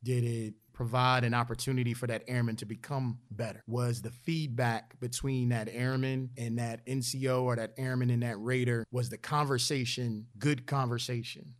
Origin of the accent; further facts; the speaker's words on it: Philadelphia, Pennsylvania, United States; growing up in Philadelphia